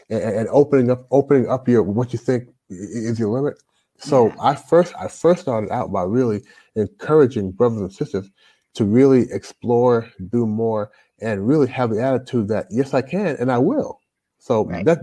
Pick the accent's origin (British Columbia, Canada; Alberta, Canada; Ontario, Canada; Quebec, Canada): Ontario, Canada; Toronto; now in United States; I'm a Canadian born Jamaican.